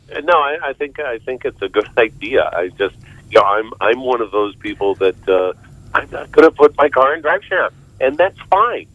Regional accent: Arlington, Virginia, United States; also born or lived in Fairfax, Virginia; I'm actually that very rare native of uh, Northern Virginia. I, I grew up in Arlington, Virginia, and now I live next door in the county next door in Fairfax, Virginia

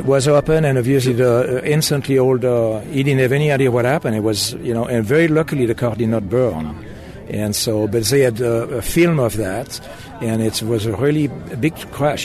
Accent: Switzerland; moved away as an adult; now in United States; I was born in Switzerland, and uh, after an apprenticeship at uh, Bolex

